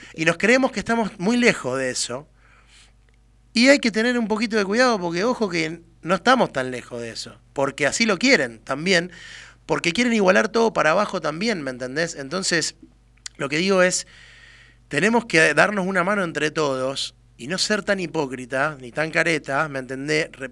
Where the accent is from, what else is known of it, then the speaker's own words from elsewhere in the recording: Argentina; somos argentinos